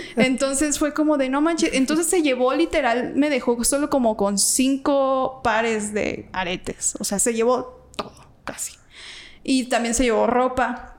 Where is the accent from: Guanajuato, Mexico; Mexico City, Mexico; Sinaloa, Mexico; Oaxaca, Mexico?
Guanajuato, Mexico; moved away; yo ni soy de aquí para mm. empezar, soy de Guanajuato